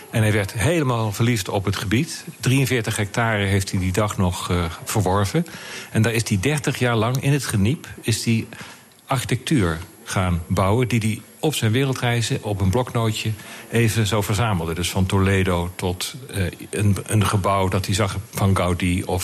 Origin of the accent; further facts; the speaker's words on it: Limburg, Netherlands; also born or lived in Amsterdam / Utrecht; now in Rotterdam, Netherlands; …, je bent geen Rotterdammer. Ik ben Limburger. Ja. En ik heb veel door het hele land gereisd. Mijn vader die, die was op een gegeven moment klaar in Limburg, omdat de mijnen dicht Dus we hebben in Amsterdam gewoond, Utrecht heb ik gestudeerd.